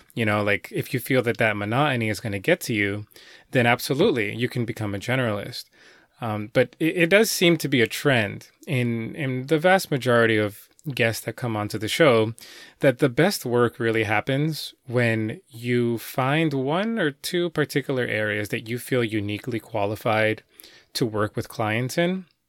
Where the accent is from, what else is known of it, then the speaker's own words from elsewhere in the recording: New York City, New York, United States; my hometown of New York City